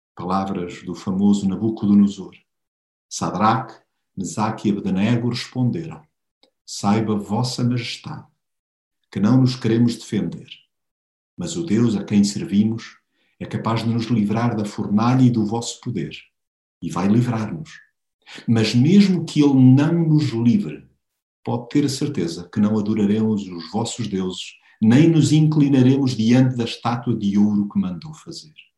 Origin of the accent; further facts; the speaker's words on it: Portugal; nós como portugueses